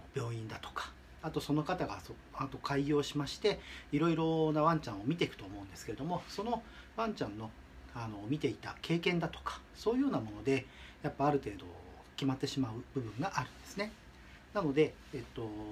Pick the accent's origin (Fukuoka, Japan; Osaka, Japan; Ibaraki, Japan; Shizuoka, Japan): Shizuoka, Japan; Shimizu; also born or lived in Tokyo; 故郷の静岡県東部にある清水町に戻ってきました